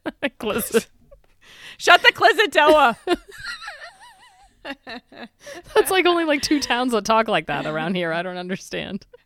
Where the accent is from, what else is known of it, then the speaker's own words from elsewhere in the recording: Boston, Massachusetts, United States; and we're both from Boston.